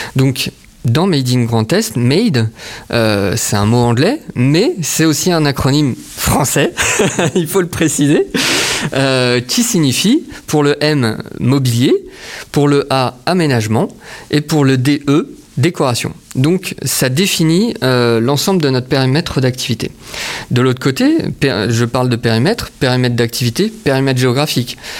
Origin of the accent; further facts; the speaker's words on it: Saint-Dié-des-Vosges, Grand Est, France; also born or lived in Nancy; je suis de Saint-Dié-des-Vosges